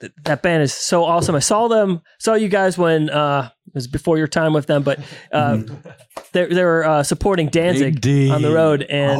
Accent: Chicago, Illinois, United States; I grew up in Chicago and I had the big industrial scene.

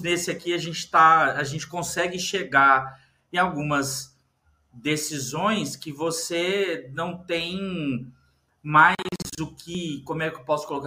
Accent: Brazil; eu nasci no Brasil

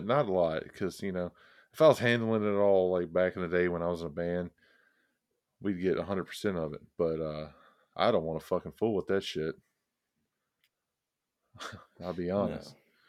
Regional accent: the South, United States; we're all from the South

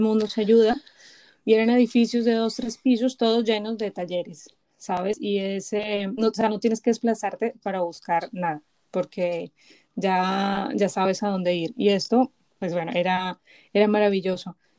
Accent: Bogotá, Colombia; now in Spain; vengo de Bogotá

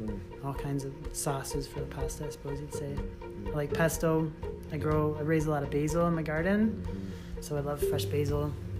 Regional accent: Maybee, Michigan, United States; moved away as an adult; also born or lived in Seattle, Washington / Thailand / Kalamazoo, Michigan; now in Traverse City, United States; Grew up in Maybee, Michigan.

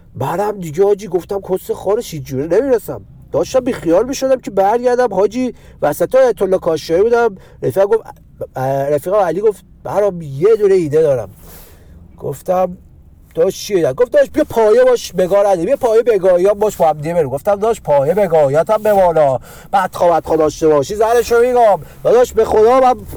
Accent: Tehran, Tehran Province, Iran; بچه پایین شهر

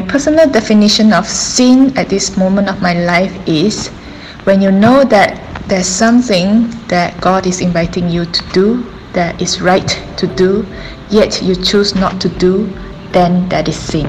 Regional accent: Malaysia; now in Taiwan; I'm a Malaysian missionary now living in Taiwan

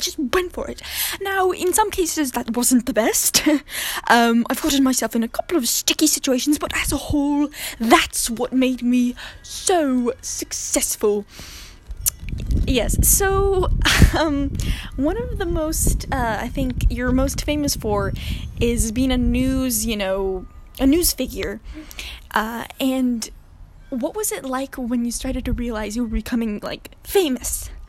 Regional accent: London, United Kingdom; born there; also born or lived in France; I was born in London, and I moved just around, and, you know, I lived in France for a little bit of time, and I learned languages

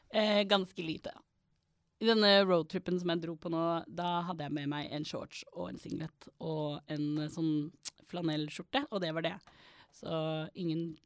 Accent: Norway; also born or lived in United States; Jeg er norsk

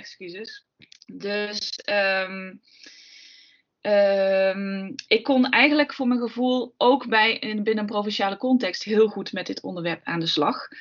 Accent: Limburg, Netherlands; Ik kom uit Limburg

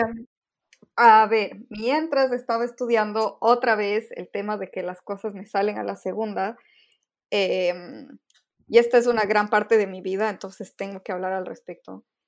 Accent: Quito, Pichincha, Ecuador; moved away as an adult; now in Valencia, Spain; nací, crecí, viví toda mi vida en Ecuador, en Quito, y ahora a partir del, del máster en diseño e ilustración en Valencia, eh, estoy viviendo en Valencia, en España.

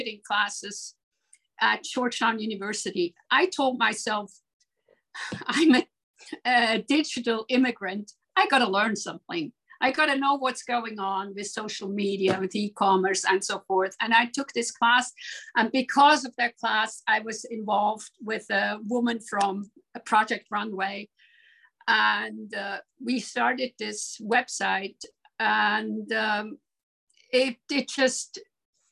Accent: Switzerland; moved away; also born or lived in Aarau / New York; I grew up in Switzerland, and I was a nose for La Maison Firmenich in Geneva

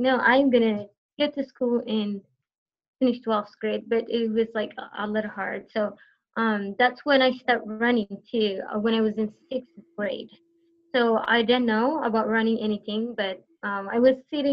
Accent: Eritrea; born or raised there; first language Tigrinya; English is a second language; now in United States

